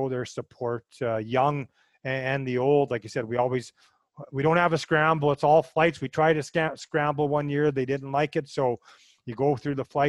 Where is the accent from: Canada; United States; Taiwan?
Canada; Churchbridge, Saskatchewan; my hometown of Churchbridge